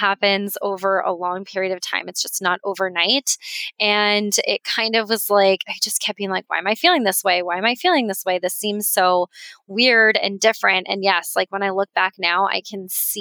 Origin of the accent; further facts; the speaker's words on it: Colorado, United States; moved away as an adult; also born or lived in Florida; now in Sarasota, United States; I'm from Colorado, and that's where my group practice was